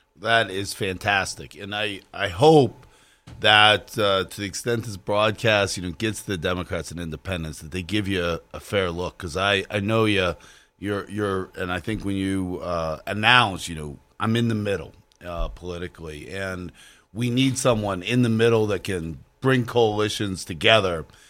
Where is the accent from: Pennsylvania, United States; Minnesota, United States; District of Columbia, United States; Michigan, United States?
Pennsylvania, United States; Beaver County, Pittsburgh area; also born or lived in Allegheny County, Pennsylvania; I am a lifelong Pittsburgher myself. Uh, I've, I grew up in Beaver County